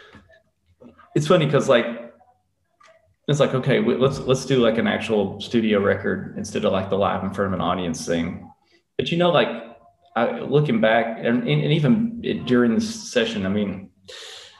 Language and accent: English; Elizabethton, Tennessee, United States; From Elizabethton, Tennessee